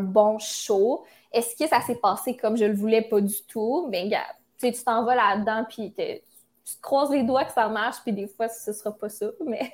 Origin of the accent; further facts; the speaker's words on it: Quebec City, Quebec, Canada; moved away as an adult; now in Montreal, Canada; je viens de Québec. Mais j'ai déménagé à Montréal pour les réseaux sociaux, les communications et tout. Mais je me vois vraiment revenir à Québec. comme c'est mes racines, c'est ma famille